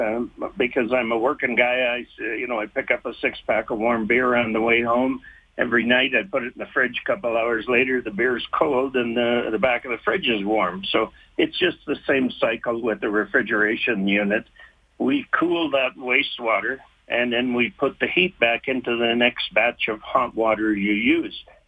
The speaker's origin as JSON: {"language": "English", "town": "Rimbey", "region": "Alberta", "country": "Canada", "tie": "born or raised there", "said": "I grew up in Rimby"}